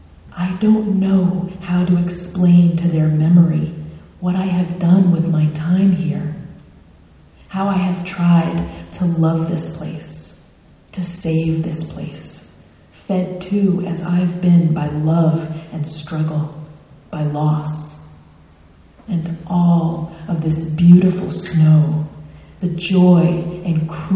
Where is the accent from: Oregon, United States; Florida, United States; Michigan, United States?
Florida, United States; now in Maine, United States; So I'm originally from South Florida, and I married a Mainer, and my only brother, also moved to Maine.